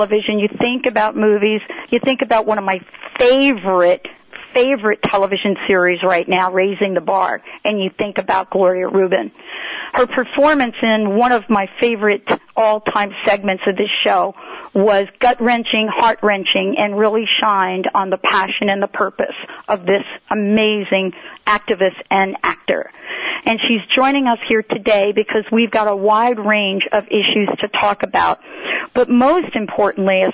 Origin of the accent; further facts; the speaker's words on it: New Jersey, United States; moved away; also born or lived in New York; I'm from New Jersey and born in New York